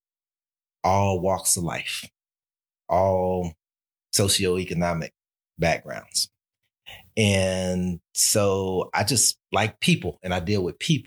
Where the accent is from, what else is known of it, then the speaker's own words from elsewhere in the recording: Texas, United States; now in Albany, United States; when I was growing up in Texas